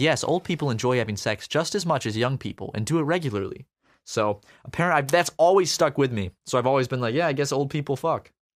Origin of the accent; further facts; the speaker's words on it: United States; being an American